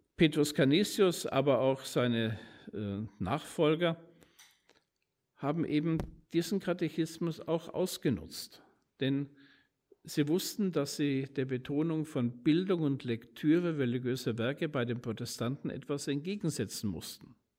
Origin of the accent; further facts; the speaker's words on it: Nuremberg, Bavaria, Germany; in meiner Heimatstadt in Nürnberg